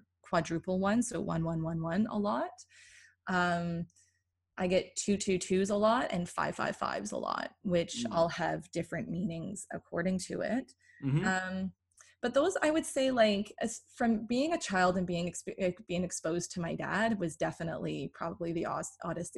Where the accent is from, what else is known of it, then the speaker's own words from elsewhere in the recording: Toronto, Ontario, Canada; oh, Toronto